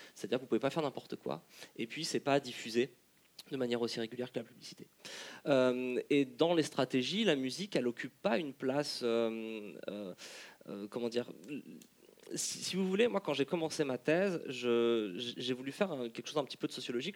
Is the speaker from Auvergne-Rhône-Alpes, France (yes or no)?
yes; Lyon, Auvergne-Rhône-Alpes, France; je, viens, je viens de Lyon